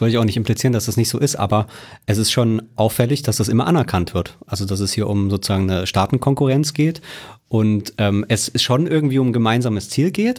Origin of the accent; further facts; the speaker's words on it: Germany; wir Deutschen